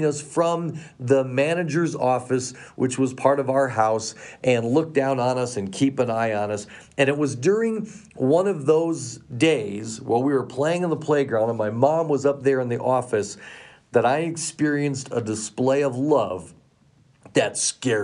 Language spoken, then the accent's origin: English; Colorado, United States; moved away; I grew up here in Colorado. I've been so excited to be back here again and raising my own son here